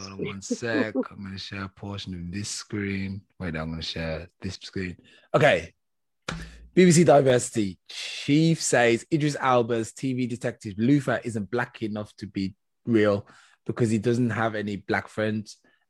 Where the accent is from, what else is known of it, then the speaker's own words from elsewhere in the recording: England, United Kingdom; when I was growing up in England